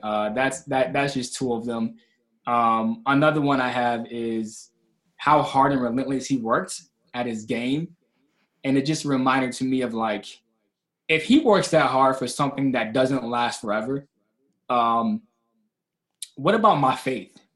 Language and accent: English; Kalamazoo, Michigan, United States; I'm from Kalamazoo, Michigan. Um, and I was raised in a single parent household